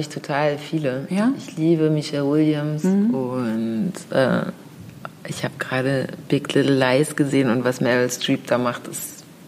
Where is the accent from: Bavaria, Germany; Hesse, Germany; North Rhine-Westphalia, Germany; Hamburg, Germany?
Hamburg, Germany; dass ich hier in Hamburg geboren bin, Absolut, in Eimsbüttel